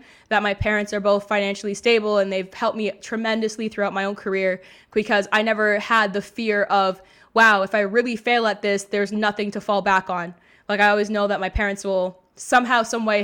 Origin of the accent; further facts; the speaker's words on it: Mississauga, Ontario, Canada; I grew up in Mississauga, Ontario